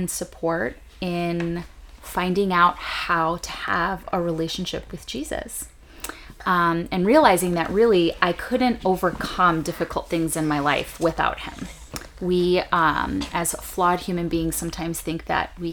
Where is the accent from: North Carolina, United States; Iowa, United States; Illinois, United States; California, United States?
Illinois, United States; Chicago; I grew up on the northwest side of Chicago, with a really big extended family